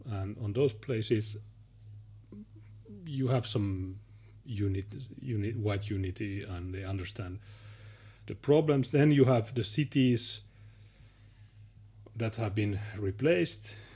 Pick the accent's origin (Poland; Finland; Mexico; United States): Finland; I'm from Finland, nice.